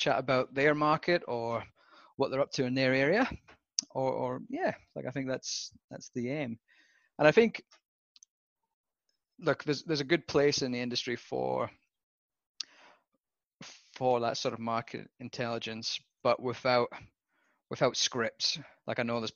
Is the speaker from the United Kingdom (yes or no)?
yes; Southwest Scotland, United Kingdom; moved away as an adult; also born or lived in Western Australia / Victoria; now in Australia; I was born in Scotland, Southwest Scotland, otherwise known as God's Country